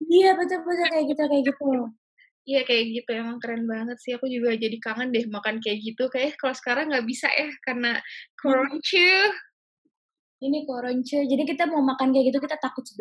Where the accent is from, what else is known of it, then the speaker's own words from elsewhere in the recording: Jakarta, Indonesia; Contoh nih, aku kan orang Jakarta.